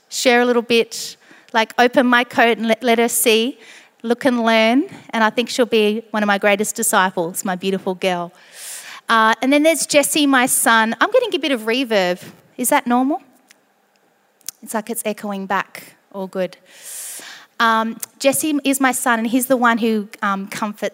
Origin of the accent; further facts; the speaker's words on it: Barossa, South Australia, Australia; moved away as an adult; also born or lived in Barmera, South Australia / South East, South Australia; now in Sydney, Australia; I was born in Barmera in the Riverland, and then spent a little bit of time, a few years in the southeast, and then in the Barossa in my teen years until I was 18. And then I moved to Sydney